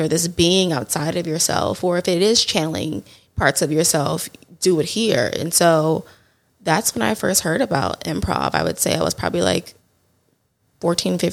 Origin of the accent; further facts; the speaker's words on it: Houston, Texas, United States; I'm from Houston, born and raised Houston, Texas